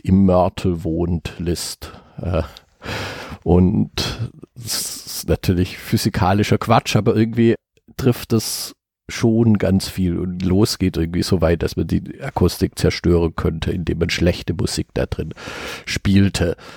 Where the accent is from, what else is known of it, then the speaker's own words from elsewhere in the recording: near Marbach, Baden-Württemberg, Germany; Literaturmuseum der Moderne in Marbach, das eben ungefähr dort, wo ich geboren bin